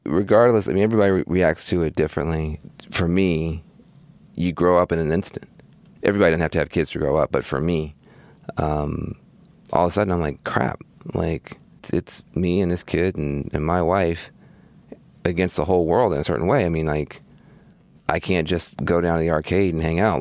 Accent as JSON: {"language": "English", "town": "Jackson", "region": "Tennessee", "country": "United States", "tie": "born or raised there", "moved": "as an adult", "said": "I grew up in Jackson, Tennessee"}